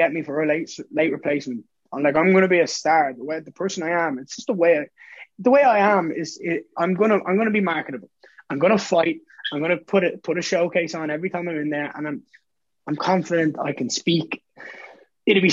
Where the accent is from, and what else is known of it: Dublin, Leinster, Ireland; born or raised there